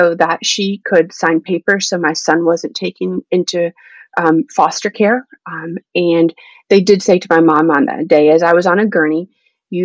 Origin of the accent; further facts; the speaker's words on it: Indiana, United States; also born or lived in Greensburg, Indiana; now in West Michigan, United States; I grew up in Indiana.